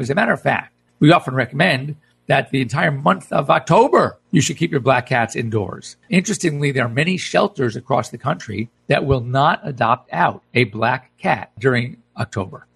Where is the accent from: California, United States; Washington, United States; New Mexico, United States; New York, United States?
California, United States; I was coming from California.